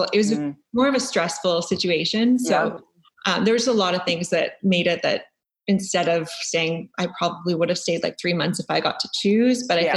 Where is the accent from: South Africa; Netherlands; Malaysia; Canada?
Canada; near Thunder Bay, Northern Ontario; moved away as an adult; also born or lived in Fort Lauderdale, Florida / Muskoka, Ontario; We grew up around Thunder Bay, small town, 2 hours outside of Thunder Bay. And then my parents actually moved to their cottage 2 years ago. So they've been living up here.